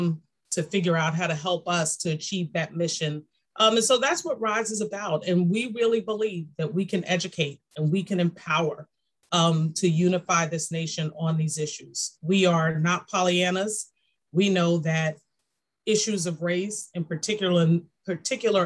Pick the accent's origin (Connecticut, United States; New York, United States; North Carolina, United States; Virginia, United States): New York, United States; New York City; I'm a girl from Brooklyn